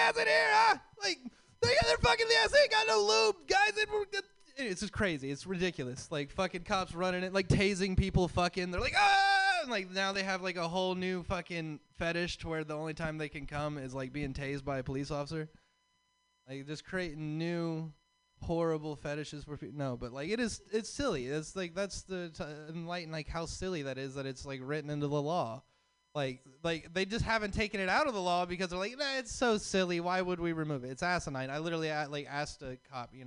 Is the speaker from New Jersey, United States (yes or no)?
no; Texas, United States; now in California, United States; I'm from Texas.